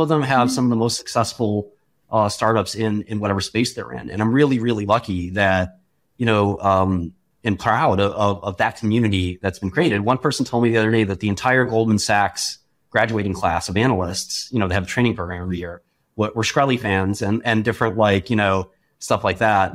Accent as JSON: {"language": "English", "town": "New York City", "region": "New York", "country": "United States", "tie": "born or raised there"}